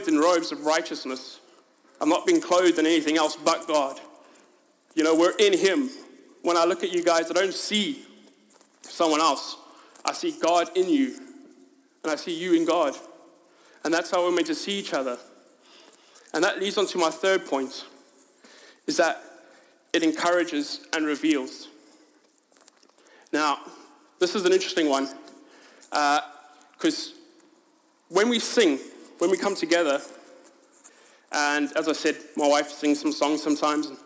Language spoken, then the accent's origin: English; South Africa; now in United Kingdom; My identity is not actually that I'm South African. Yes, it says it on my passport